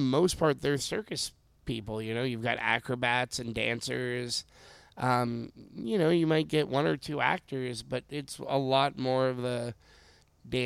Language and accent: English; Anaheim, California, United States; I was born actually in Anaheim.